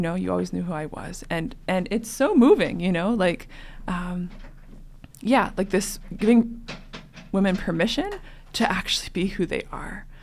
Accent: Western Canada, Canada; moved away as an adult; now in Denver, United States; I'm originally from Canada, Western Canada, where it's also cold like North Dakota.

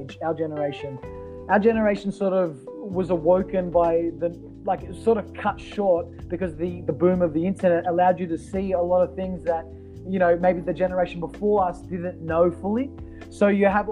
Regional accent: Australia; as an Australian

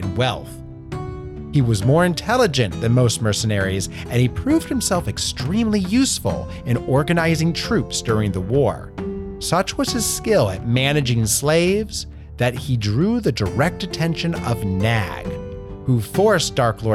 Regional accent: Portland, Oregon, United States; my hometown of Portland, Oregon

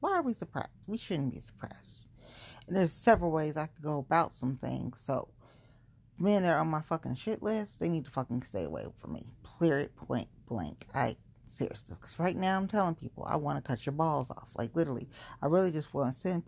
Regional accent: Cincinnati, Ohio, United States; moved away; I grew up in Cincinnati

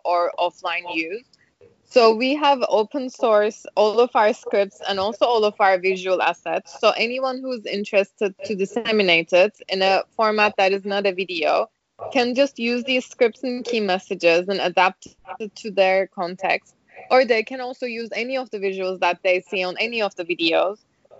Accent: Ankara, Turkey; now in New York, United States; I am from Ankara. I am from Turkey

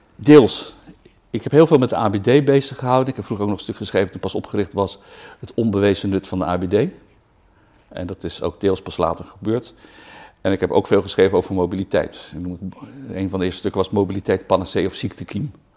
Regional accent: Rotterdam, South Holland, Netherlands; ik ben geboren en getogen in Rotterdam

